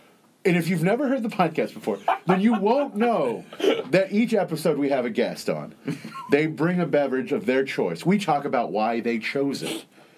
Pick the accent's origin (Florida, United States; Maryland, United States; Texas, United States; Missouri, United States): Texas, United States; now in Chicago, United States; Growing up in Texas